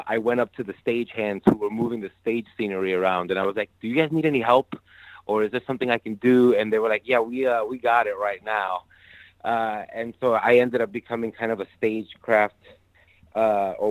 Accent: New York City, New York, United States; moved away as an adult; also born or lived in Yonkers, New York / Long Island, New York; now in Chicago, United States; I was born and raised in the Bronx in New York City. I was there all throughout high school. I was just north of the Bronx in Yonkers in high school.

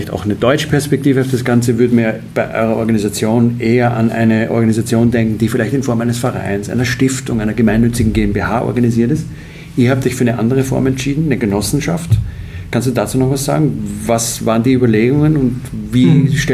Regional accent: Austria; was mich sehr freut als Österreicher über Österreich.

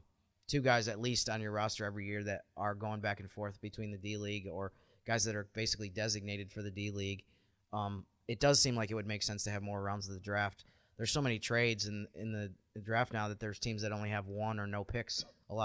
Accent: Rochester, New York, United States; I'm from Rochester, New York area

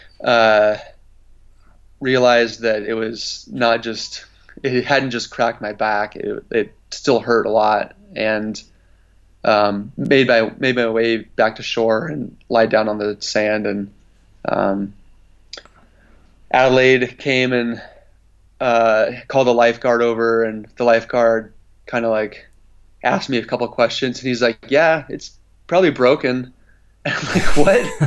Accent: Oregon coast, United States; I grew up surfing on the Oregon coast

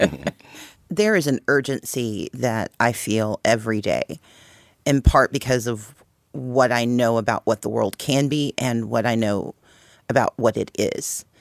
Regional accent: Mississippi, United States; moved away; also born or lived in Wisconsin / Georgia / Texas / Connecticut; I grew up in Mississippi. I came of age in Georgia.

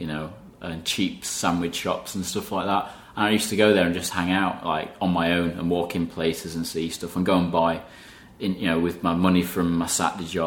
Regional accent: Alfreton, East Midlands, United Kingdom; I started off in Alfreton, Derbyshire, and it's a small village

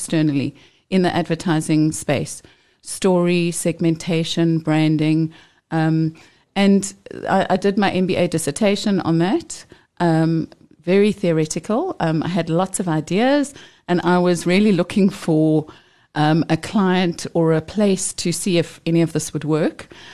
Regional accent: Johannesburg, Gauteng, South Africa; I grew up very close to here in Joburg

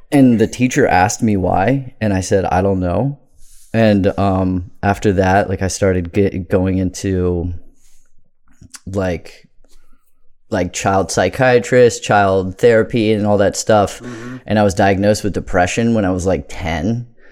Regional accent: Bowie, Maryland, United States; also born or lived in Crofton, Maryland; I grew up in Bowie, Maryland.

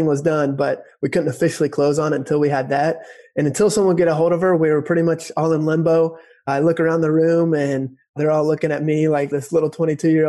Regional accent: Dayton, Ohio, United States; here in Cincinnati, or technically Dayton here in Ohio, in my hometown

